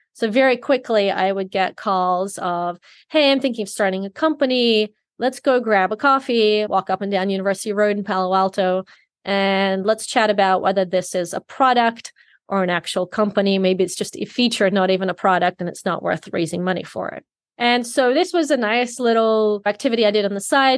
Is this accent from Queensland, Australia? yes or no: no; Sydney, New South Wales, Australia; I grew up in Sydney, Australia